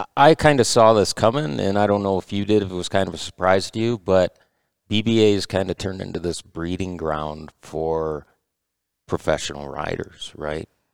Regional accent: Michigan, United States; we're from Michigan

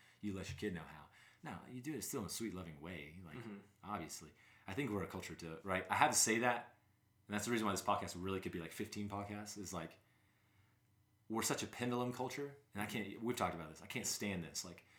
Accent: Southern United States, United States; now in Wyoming, United States; which I'm from the South and I'm like, I live in Wyoming.

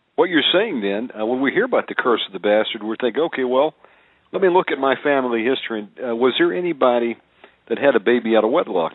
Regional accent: Georgia, United States; I was born in Georgia

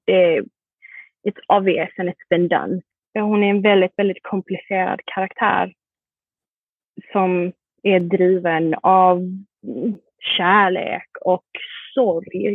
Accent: Sweden; also born or lived in Malmö, Sweden / Singapore; now in New York, United States; där jag är från i Sverige är ju en liten

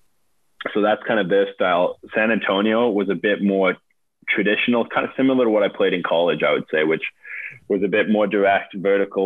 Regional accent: Nanaimo, British Columbia, Canada; I came from a city called, I was born in Nanaimo, it was called, which is this 100,000 type city

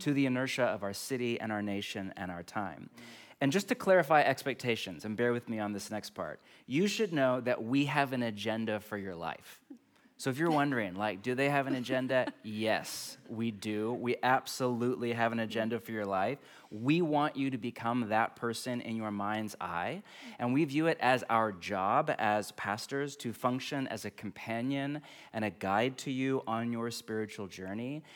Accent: California, United States; moved away; I grew up in California

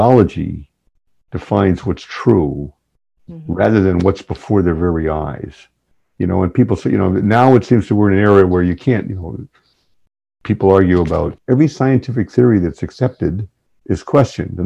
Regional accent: New England, United States; I grew up in New England, and my family's been in New England forever.

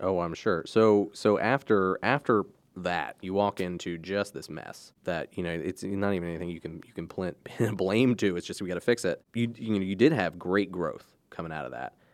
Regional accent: Cecil County, Maryland, United States; I grew up in Cecil County

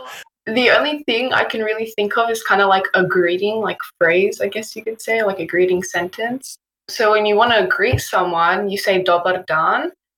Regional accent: Australia; I was born here. I was born and raised in Australia.

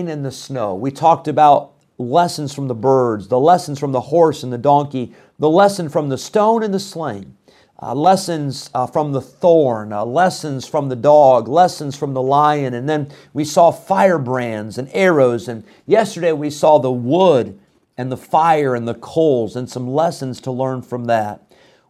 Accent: Illinois, United States; I grew up in Illinois.

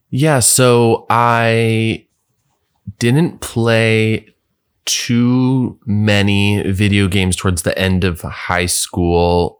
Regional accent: Bethesda, Maryland, United States; also born or lived in Washington, D.C.; I grew up just outside of D C in, um, a, a place called Bethesda, Maryland

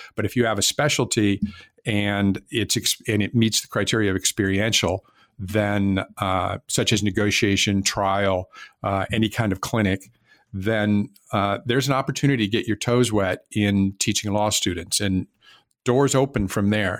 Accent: West Coast, United States; moved away as an adult; also born or lived in Miami, Florida; I was not from Florida and I was from the West Coast.

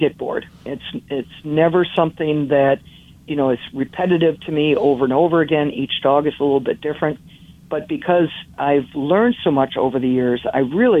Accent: Menominee, Michigan, United States; I was growing up in the Upper Peninsula of Michigan, a small town called Menominee

